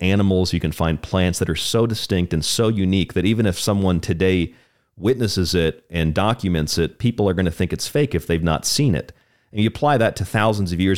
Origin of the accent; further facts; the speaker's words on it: Florida, United States; moved away; I'm from Florida